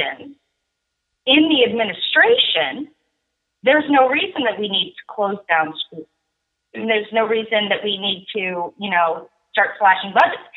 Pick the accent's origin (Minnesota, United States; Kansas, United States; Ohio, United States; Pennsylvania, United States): Ohio, United States; now in Winchester, Randolph County, Indiana, United States; I grew up in Ohio